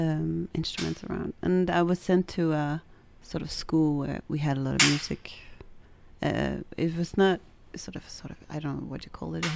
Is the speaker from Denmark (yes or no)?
yes; Copenhagen, Capital Region of Denmark, Denmark; So I am from Denmark, and I grew up in Copenhagen, a little bit north of Copenhagen.